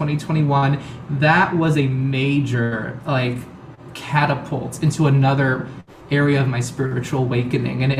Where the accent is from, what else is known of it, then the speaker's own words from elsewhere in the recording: Miami, Florida, United States; moved away as an adult; also born or lived in Houston, Texas; now in New York City, United States; I was born in Houston, Texas, the United States, and I grew up in Miami, Florida. That's where I was raised all my